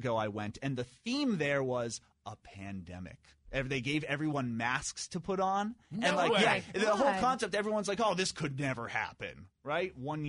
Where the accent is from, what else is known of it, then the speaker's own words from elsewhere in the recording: Acton, Massachusetts, United States; I grew up right next door in Acton.